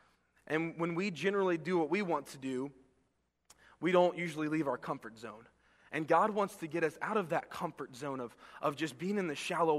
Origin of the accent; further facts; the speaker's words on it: Florida, United States; also born or lived in Texas; I remember growing up as a kid and growing up in Florida and Texas, where it was really hot